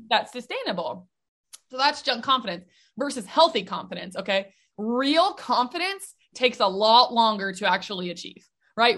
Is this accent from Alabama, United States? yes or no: no; Nashville, Tennessee, United States; born or raised there